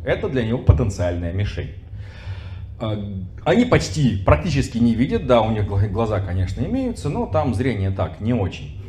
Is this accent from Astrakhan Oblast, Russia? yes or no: yes; Astrakhan, Astrakhan Oblast, Russia; в той же Астрахани, например, откуда я родом